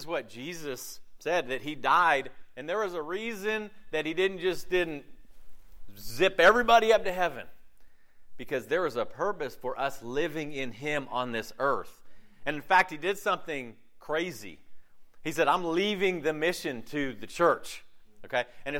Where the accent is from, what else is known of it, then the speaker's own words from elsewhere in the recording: Southeast, United States; It's great growing up in America with the freedoms we have with religion in the southeast of a very religious culture.